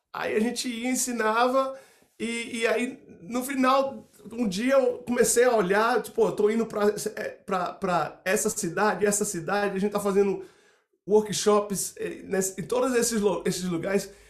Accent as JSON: {"language": "Portuguese", "town": "Salvador", "region": "Bahia", "country": "Brazil", "said": "Eu sou de, eu sou de Salvador, a cidade de São"}